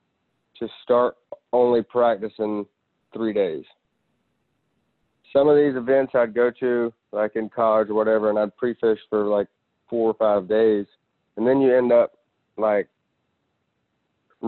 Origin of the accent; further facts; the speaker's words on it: Florida, United States; Florida, my home state